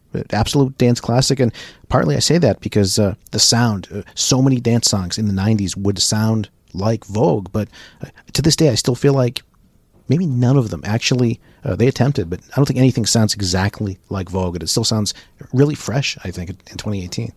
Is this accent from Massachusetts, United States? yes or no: yes; Braintree, Massachusetts, United States; being in, in the Boston area, in Braintree, my hometown